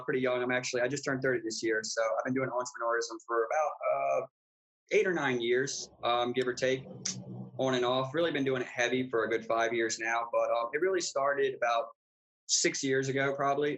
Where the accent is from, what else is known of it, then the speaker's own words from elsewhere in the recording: Baltimore, Maryland, United States; moved away as an adult; now in Arizona, United States; So I'm originally from the East Coast in the United States. I was born in Baltimore, Maryland.